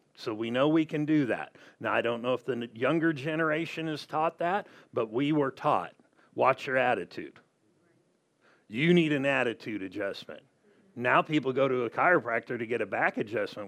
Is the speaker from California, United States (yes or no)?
yes; Southern California, United States; moved away; I'm from Southern California